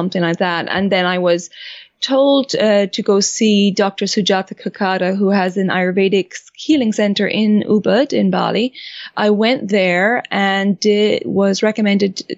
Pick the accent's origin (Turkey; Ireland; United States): Ireland; moved away as an adult; also born or lived in France; I grew up in Ireland and then traveled a bit